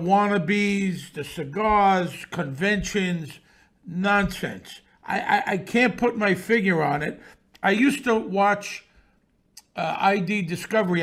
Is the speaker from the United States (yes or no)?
yes; New York City, New York, United States; born or raised there